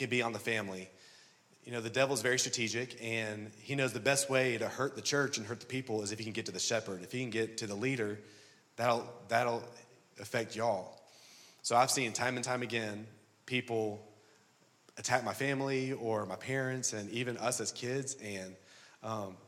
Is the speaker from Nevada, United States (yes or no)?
no; Louisiana, United States; moved away; also born or lived in Birmingham, Alabama; I was raised in Louisiana, and so I'm an LSU Tiger